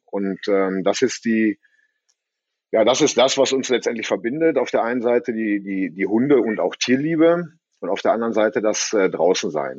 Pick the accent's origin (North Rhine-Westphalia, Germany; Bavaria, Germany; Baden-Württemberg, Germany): North Rhine-Westphalia, Germany; Bottrop; ich komme ja aus Bottrop, in der Nähe vom Moviepark. Äh, da wohne ich auf dem Bauernhof